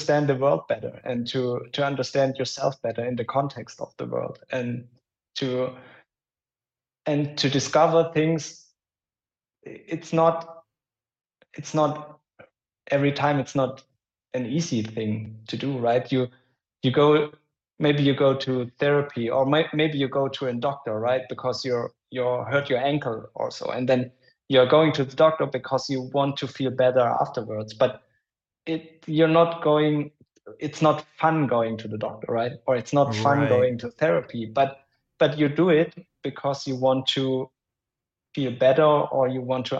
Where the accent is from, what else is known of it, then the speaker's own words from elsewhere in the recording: Germany; accent: German; English is a second language; my German accent